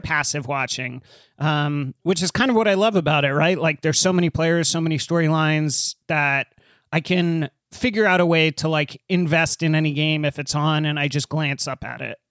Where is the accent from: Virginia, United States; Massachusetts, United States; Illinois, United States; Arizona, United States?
Arizona, United States; so I grew up in Arizona